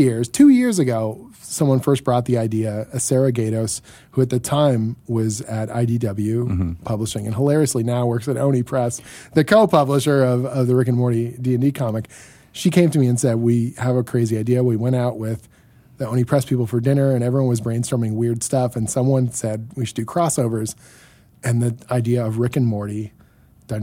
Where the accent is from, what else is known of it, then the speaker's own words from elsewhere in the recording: Canada; as the Canadian here